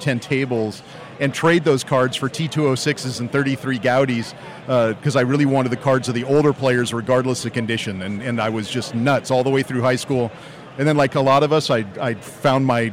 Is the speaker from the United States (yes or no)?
yes; Los Angeles, California, United States; growing up in Dodgerville my whole life